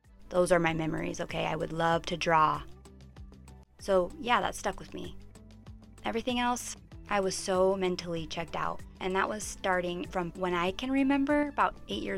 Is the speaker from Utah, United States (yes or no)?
yes; Pleasant Grove, Utah, United States; I grew up here in Utah in a little bubble called Pleasant Grove.